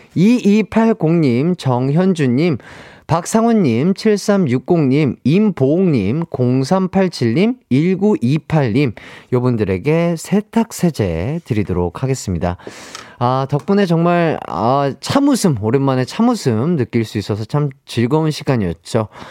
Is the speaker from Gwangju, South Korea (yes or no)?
yes; Gwangju, South Korea; now in Seoul, South Korea; 전라도 광주. 아, 저희 고향이죠